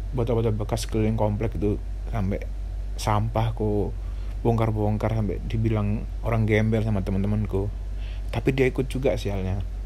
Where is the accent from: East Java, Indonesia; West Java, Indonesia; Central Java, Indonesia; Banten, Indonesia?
East Java, Indonesia; Surabaya; aku asli Surabaya, umurku sembilan belas tahun